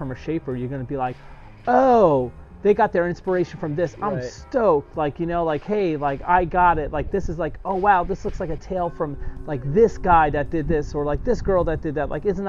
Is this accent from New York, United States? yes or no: yes; New York, United States; I'm a New Yorker